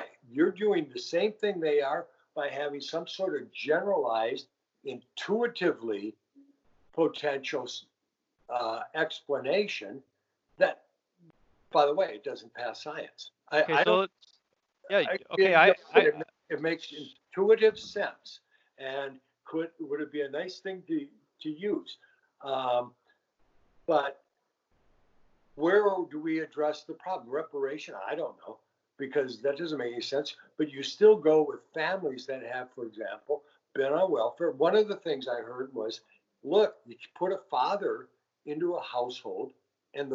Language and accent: English; Richfield, Minnesota, United States; I grew up in Richfield, okay? Right across Pratt's Avenue was Edina.